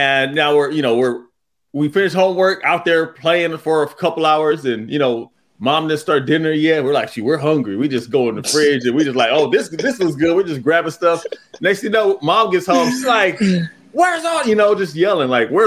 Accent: Pomona, California, United States; I grew up in Pomona, California

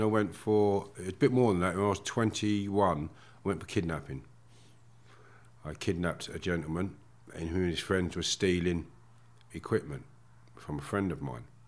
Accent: Harefield, London, United Kingdom; I grew up in Harefield, Middlesex, beautiful village

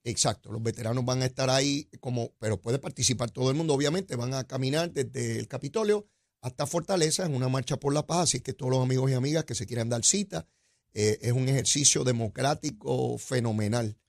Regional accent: Puerto Rico; estamos aquí en esta isla, que somos ciudadanos americanos

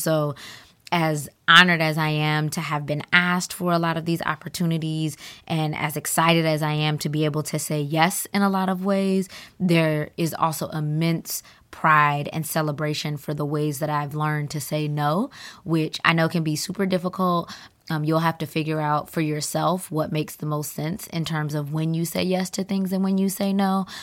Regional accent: Atlanta, Georgia, United States; moved away; I'm originally from Atlanta

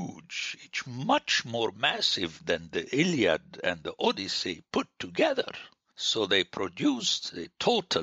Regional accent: Lebanon; moved away; I grew up in Lebanon, where French, until now, is not a second language

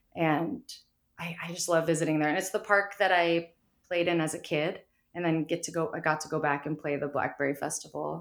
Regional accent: Mount Shasta, California, United States; growing up in Mount Shasta

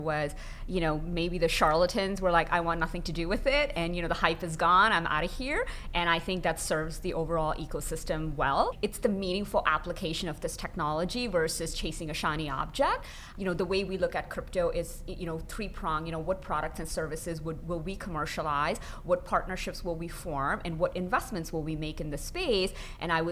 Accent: Canada; I'm from Canada

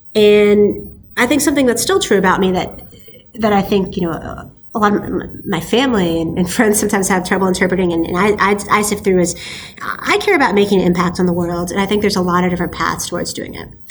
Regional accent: Silicon Valley, Bay Area, California, United States; I was born and raised in Silicon Valley

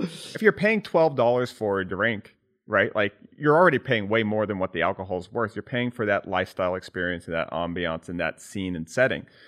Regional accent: California, United States; growing up in California

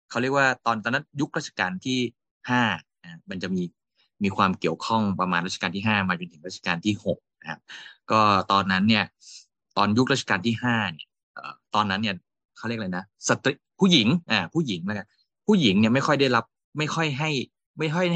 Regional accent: Udon Thani, Thailand

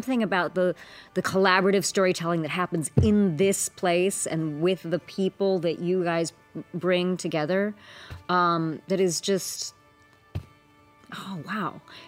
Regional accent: India; I have to memorize it because I'm Indian and I'm an A+ student.

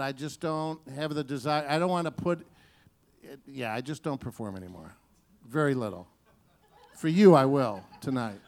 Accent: Detroit, Michigan, United States; my hometown of Detroit

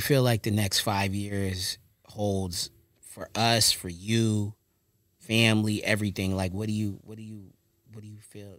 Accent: Long Beach, California, United States; also born or lived in Lewes, Delaware; I'm from the city. I'm, I'm from Long Beach

